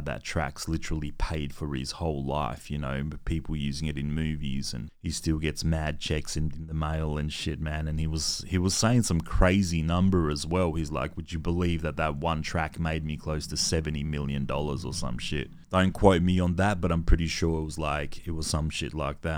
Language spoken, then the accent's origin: English; Adelaide, South Australia, Australia; me growing up in Adelaide in the nineties